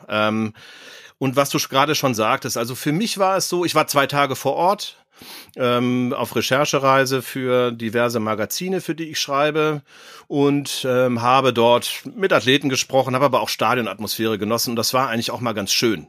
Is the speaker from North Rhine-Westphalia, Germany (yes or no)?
yes; Cologne, North Rhine-Westphalia, Germany; accent: Rhenish; da wir ja beide auch in Köln geboren sind